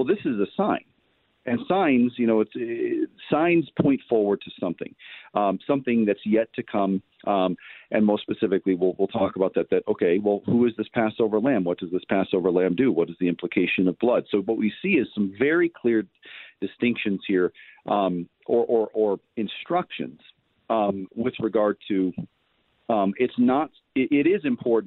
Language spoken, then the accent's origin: English; United States; we as American Christians